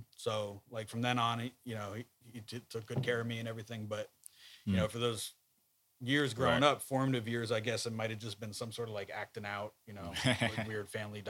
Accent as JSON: {"language": "English", "region": "New Jersey", "country": "United States", "tie": "born or raised there", "said": "growing up in Jersey was tough being a Nets fan."}